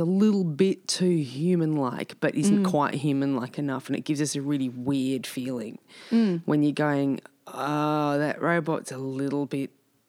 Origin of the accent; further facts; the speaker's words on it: Dandenong, Victoria, Australia; But I'm from Dandenong